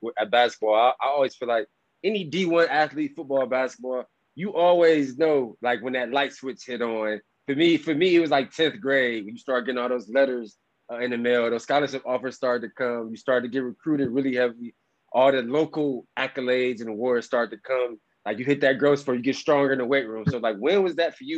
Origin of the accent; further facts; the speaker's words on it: Cleveland, Ohio, United States; I grew up in Cleveland